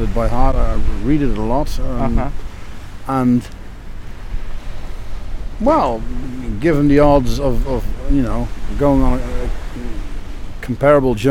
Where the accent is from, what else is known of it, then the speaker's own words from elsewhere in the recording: Nijmegen, Gelderland, Netherlands; In the city of Nijmegen, the oldest city in the country